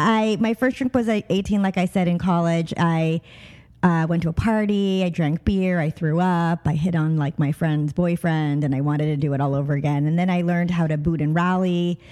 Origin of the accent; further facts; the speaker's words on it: Long Island, New York, United States; also born or lived in Brooklyn, New York / Boston; I was born in Brooklyn, New York. I was raised in Long Island